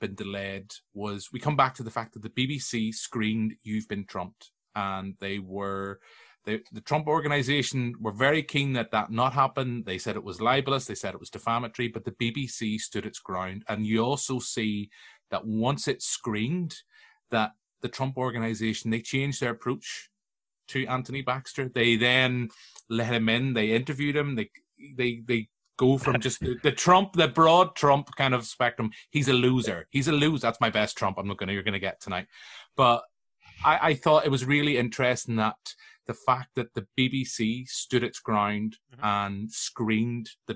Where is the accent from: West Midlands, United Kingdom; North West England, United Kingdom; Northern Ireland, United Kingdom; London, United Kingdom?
Northern Ireland, United Kingdom; Tyrone; I'm from Tyrone